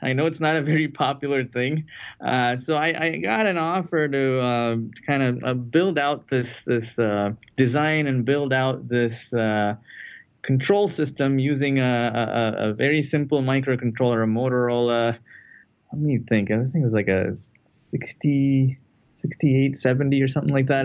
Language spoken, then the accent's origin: English; Chennai, Tamil Nadu, India; moved away as an adult; now in United States; I'm, actually from a, a, southern city in India called Chennai, uh, used to be known as Madras